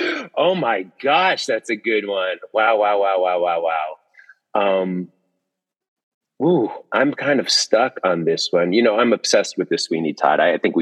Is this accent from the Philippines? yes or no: no; Guatemala; moved away; I'm from Guatemala.